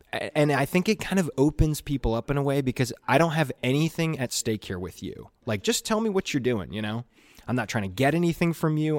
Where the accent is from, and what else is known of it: Chattanooga, Tennessee, United States